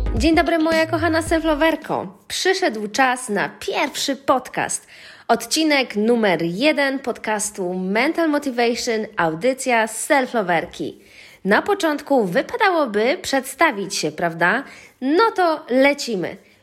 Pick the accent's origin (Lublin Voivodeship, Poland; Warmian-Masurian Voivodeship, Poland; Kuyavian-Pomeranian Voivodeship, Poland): Lublin Voivodeship, Poland; now in Warsaw, Poland; Mieszkam w Warszawie, ale pochodzę z Lubelszczyzny